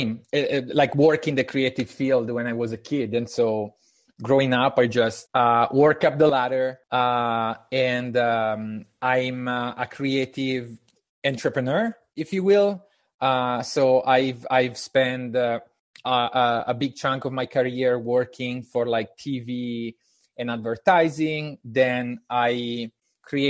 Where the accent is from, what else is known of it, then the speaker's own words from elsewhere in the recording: Italy; English is a second language; moved away as an adult; now in United States; I'm Italian, and I moved to the United States in 2015.